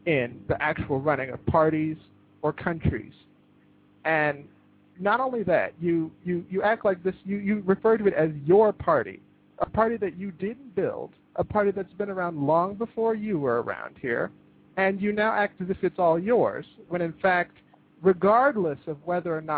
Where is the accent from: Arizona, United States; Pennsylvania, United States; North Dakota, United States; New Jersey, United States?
Pennsylvania, United States; accent: American; moved away; also born or lived in United Kingdom; I'm originally from Pennsylvania